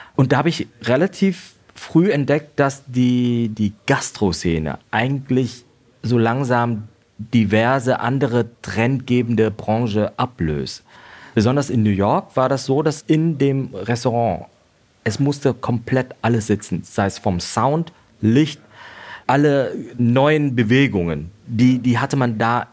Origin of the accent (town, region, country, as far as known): Vietnam; born or raised there; now in Germany